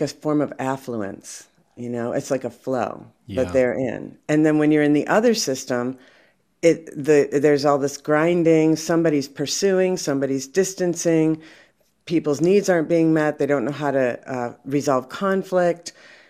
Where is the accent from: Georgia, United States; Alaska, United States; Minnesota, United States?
Minnesota, United States; Minneapolis; I'm from Minneapolis